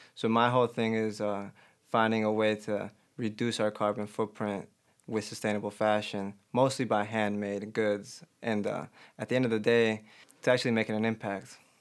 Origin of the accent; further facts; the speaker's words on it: Chicago, Illinois, United States; I'm from Albany Park, North Side, so it was very diverse.